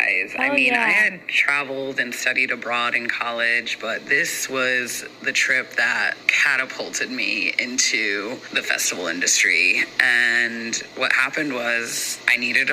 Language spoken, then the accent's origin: English; New Jersey, United States; I'm from New Jersey and the East Coast, and I had never really traveled much outside of that little bubble